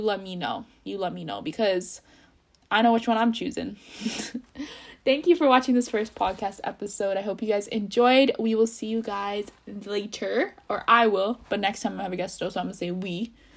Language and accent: English; India; And especially I'm Indian, being Indian, it's really hard, because your parents don't want you with the bad guy.